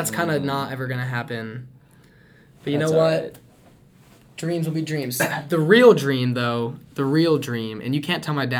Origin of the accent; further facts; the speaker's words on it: Austin, Texas, United States; I'm from Austin, Texas, the great state, the great city of Austin, Texas.